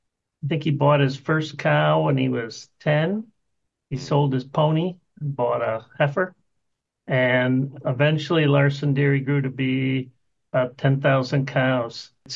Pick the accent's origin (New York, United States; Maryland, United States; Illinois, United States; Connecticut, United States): Illinois, United States; Chicago; accent: Chicago; now in Florida, United States; I was born in Chicago. I think I still have the Chicago accent.